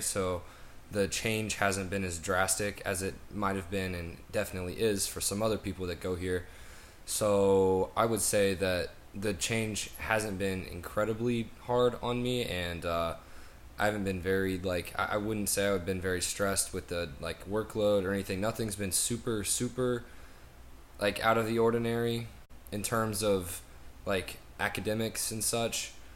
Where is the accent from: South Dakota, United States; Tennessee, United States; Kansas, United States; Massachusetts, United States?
Tennessee, United States; Nashville; I'm from Nashville, Tennessee